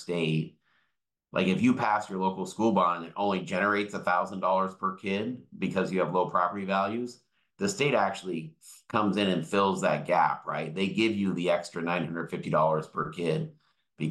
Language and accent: English; Tukwila, Washington, United States; I grew up in Tukwila, which is kind of the town next to the airport in Seattle, and very diverse community.